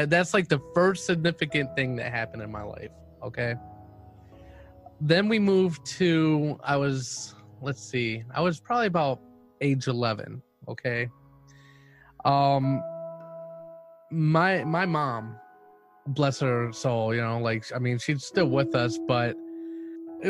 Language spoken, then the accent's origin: English; Cleveland, Ohio, United States; I'm from Cleveland, Ohio